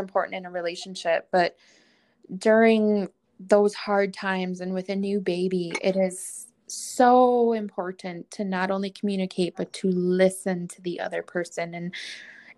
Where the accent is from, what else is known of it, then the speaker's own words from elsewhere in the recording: Wisconsin, United States; moved away; I'm originally from Wisconsin.